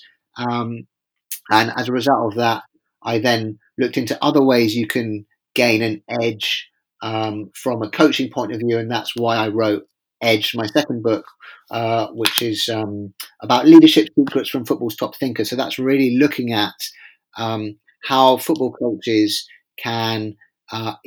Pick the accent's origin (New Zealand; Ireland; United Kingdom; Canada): United Kingdom; England; as an Englishman